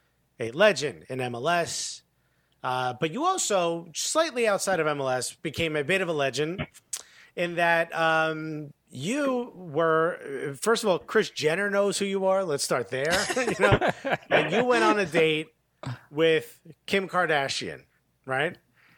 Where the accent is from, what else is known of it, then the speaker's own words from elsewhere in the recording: Newark, New Jersey, United States; I remember growing up in Newark. I'm like, the good old days.